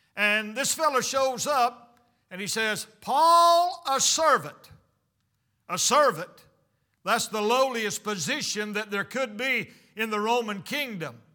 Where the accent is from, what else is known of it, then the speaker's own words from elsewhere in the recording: United States; I'm American